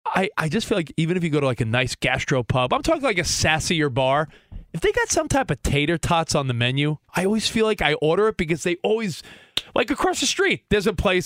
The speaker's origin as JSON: {"language": "English", "area": "Long Island", "region": "New York", "country": "United States", "tie": "born or raised there", "said": "I grew up on Long Island."}